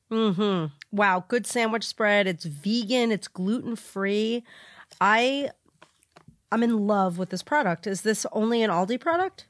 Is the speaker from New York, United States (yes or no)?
yes; New York, United States; moved away; I am from New York